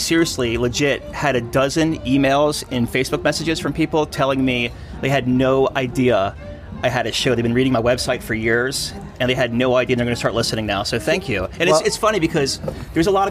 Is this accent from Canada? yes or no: yes; Canada